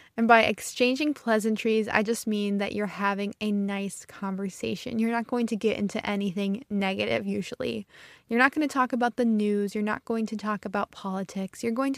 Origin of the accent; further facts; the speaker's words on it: Midwest, United States; accent: Midwestern; I usually have a pretty neutral accent, but sometimes the Midwest, the North, kind of comes out in my accent. I stretch out my long vowels and I sound very Midwestern.